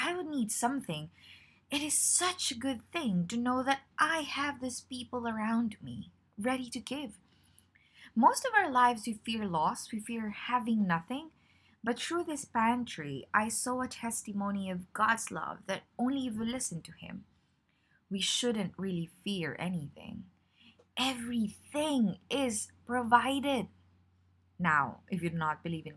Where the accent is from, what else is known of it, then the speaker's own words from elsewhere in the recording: Philippines; I am from the Philippines